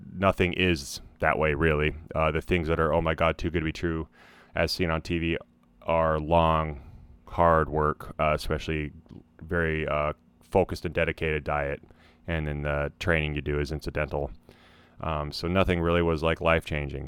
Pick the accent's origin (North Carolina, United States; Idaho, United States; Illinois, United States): Idaho, United States; moved away; my home state of Idaho